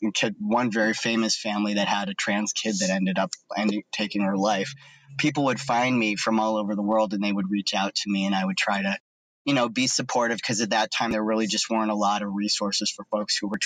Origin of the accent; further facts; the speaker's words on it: Cleveland, Ohio, United States; I grew up in Cleveland area in Ohio.